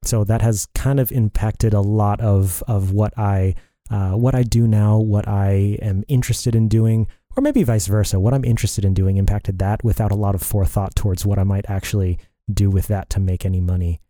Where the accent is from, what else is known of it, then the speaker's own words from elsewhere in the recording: Dallas-Fort Worth area, Texas, United States; moved away as an adult; also born or lived in Colorado Springs, Colorado; So, I was born in Texas, in the Dallas-Fort Worth area. I lived most of my life there growing up.